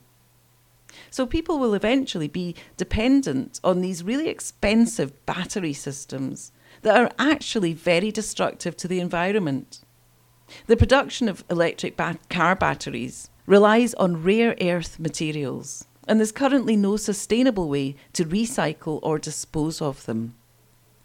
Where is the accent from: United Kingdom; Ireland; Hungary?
United Kingdom; Scotland; Scotland, my home country